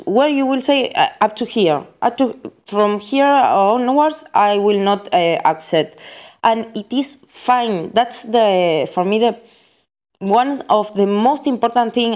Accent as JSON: {"language": "English", "country": "Argentina", "said": "I'm from Argentina"}